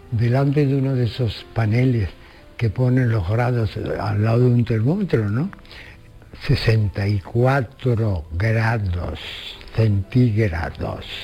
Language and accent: Spanish; Andalusia, Spain; Yo que no nací en Andalucía soy una de las personas más andaluzas que conozco de todos los tiempos. Y andaluza por dentro. No es que me guste Andalucía del todo, porque precisamente soy andaluz.